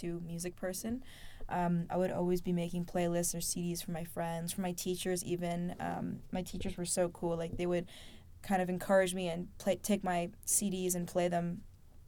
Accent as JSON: {"language": "English", "town": "New York City", "region": "New York", "country": "United States", "tie": "born or raised there", "said": "I grew up here in New York City"}